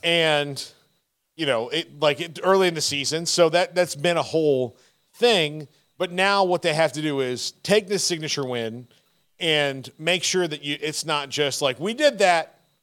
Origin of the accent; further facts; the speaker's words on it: Fort Myers, Florida, United States; now in Texas, United States; I grew up in Florida